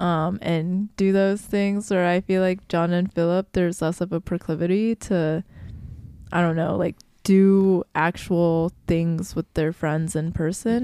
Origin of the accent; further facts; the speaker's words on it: Midwest, United States; growing up in the Midwest